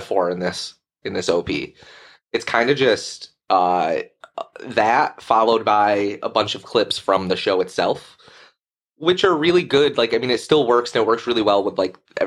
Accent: United States; I'm American

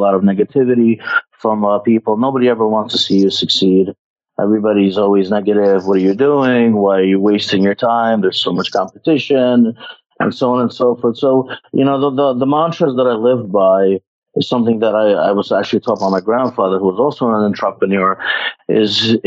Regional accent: Ukraine; moved away; I am from Ukraine, and I come from a family of business

